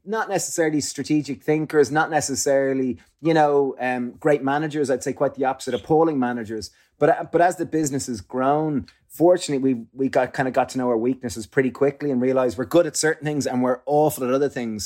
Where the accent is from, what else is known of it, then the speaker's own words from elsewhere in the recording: Ireland; growing up in Ireland